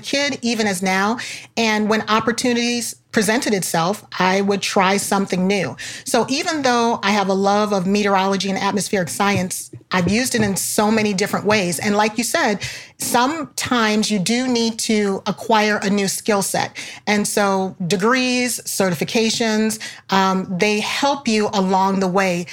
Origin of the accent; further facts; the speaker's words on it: Chicago, Illinois, United States; I'm from Chicago